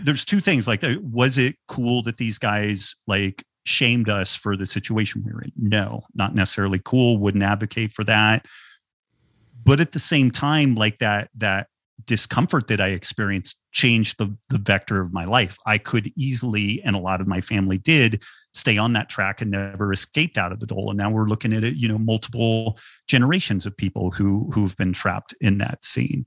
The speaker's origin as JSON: {"language": "English", "country": "United States", "tie": "born or raised there", "said": "I was born white male in America at the end of the twentieth century"}